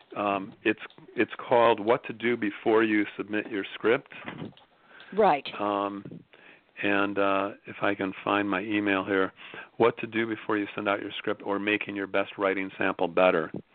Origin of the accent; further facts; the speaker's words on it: Chicago, Illinois, United States; moved away as an adult; now in Venice, Los Angeles, United States; I'm from Chicago, uh, knew my precinct captain growing up